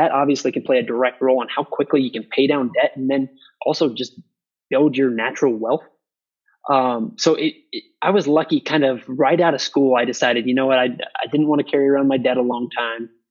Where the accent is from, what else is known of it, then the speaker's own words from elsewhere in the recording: Iowa, United States; moved away as an adult; also born or lived in Houston, Texas; now in Dakota Dunes, United States; I was born and raised in Iowa.